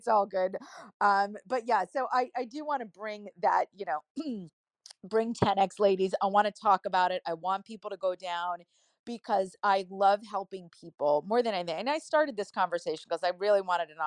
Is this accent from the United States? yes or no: yes; New Jersey, United States; I'm from Jersey